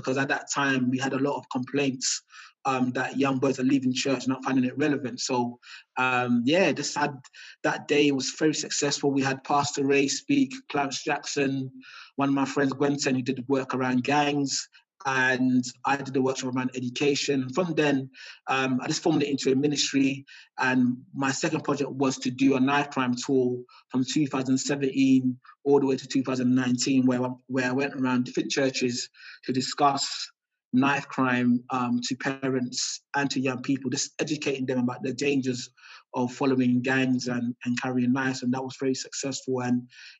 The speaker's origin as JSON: {"language": "English", "region": "London", "country": "United Kingdom", "tie": "born or raised there", "said": "So I grew up in Hackney in what I would say from the 1980s all the way to 2002. So I grew up in a council flat in Dalston"}